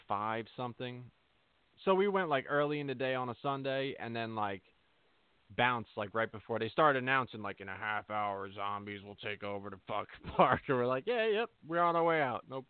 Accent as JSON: {"language": "English", "region": "New Jersey", "country": "United States", "said": "I'm from Jersey. I've always been from Jersey."}